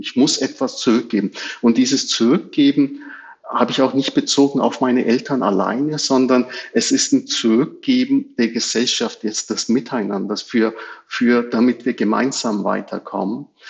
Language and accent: German; Germany; Wir sind alle hier in Deutschland geboren und äh, aufgewachsen, hier in die Schule gegangen